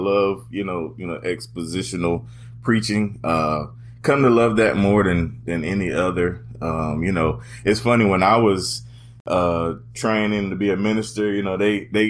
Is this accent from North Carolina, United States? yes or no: yes; North Carolina, United States; I'm originally from Eastern North Carolina, and most people tell me I don't sound like it